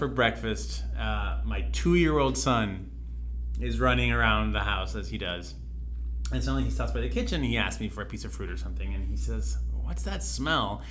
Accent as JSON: {"language": "English", "country": "Colombia", "said": "we're from Colombia"}